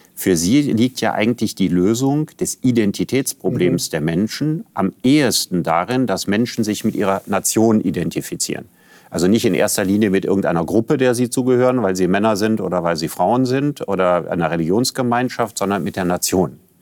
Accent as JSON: {"language": "German", "country": "Germany", "said": "in meinem Pass steht, ich bin Deutscher"}